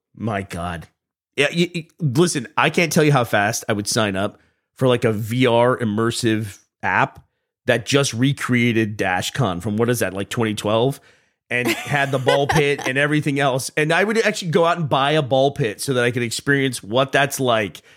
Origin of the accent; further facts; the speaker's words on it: Austin, Texas, United States; moved away as an adult; now in Scotland, United Kingdom; I'm from Austin